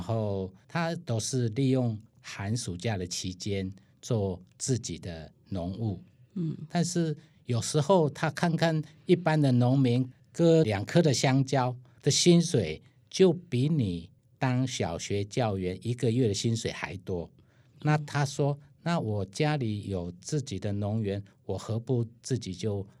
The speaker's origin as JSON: {"language": "Chinese", "country": "Taiwan", "said": "我们台湾人"}